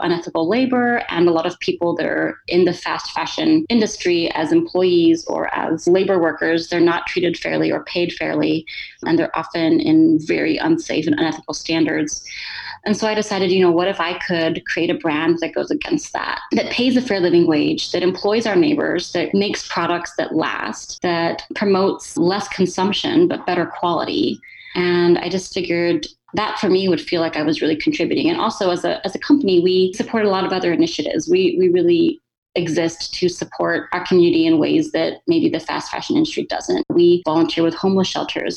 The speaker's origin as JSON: {"language": "English", "town": "Corpus Christi", "region": "Texas", "country": "United States", "tie": "born or raised there", "also_born_or_lived": "Philadelphia / Cleveland, Ohio / California", "moved": "as an adult", "said": "I grew up in Texas"}